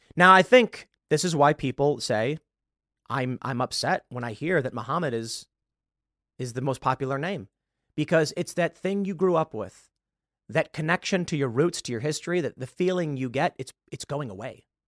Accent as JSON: {"language": "English", "town": "Chicago", "region": "Illinois", "country": "United States", "said": "I'm from Chicago, and in the lovely city, we get quite a bit of snow."}